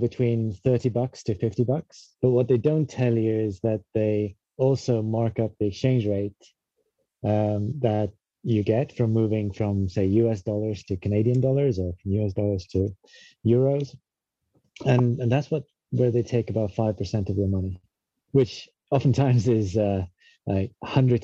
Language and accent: English; Estonia; moved away as an adult; now in London, United Kingdom; we're both from Estonia originally, but around 2007, we both, for different reasons, ended up in London.